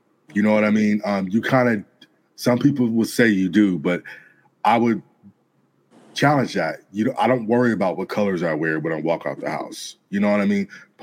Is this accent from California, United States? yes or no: yes; Gardena, California, United States; also born or lived in New York / North Hollywood; I'm from South Bay, Gardena, Torrance